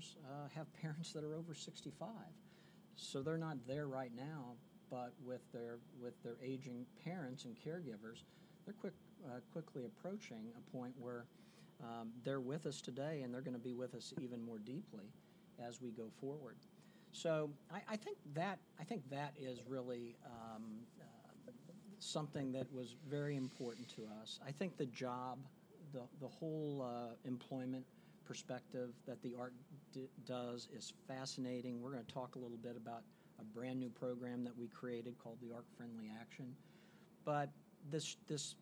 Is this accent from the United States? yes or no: yes; Midwest, United States; moved away as an adult; I hail from the Midwest originally